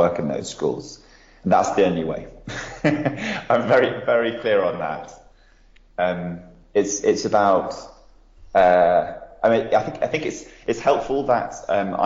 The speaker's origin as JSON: {"language": "English", "country": "United Kingdom", "said": "as a British person"}